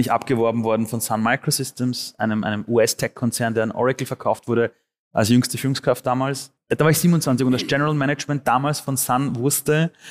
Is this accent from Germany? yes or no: no; Austria; und dann mit Amnesty International oder der UN und der UN nach Europa und dann aufgewachsen am Flüchtlingsheim. Ähm, dann wurde Österreich meine Heimat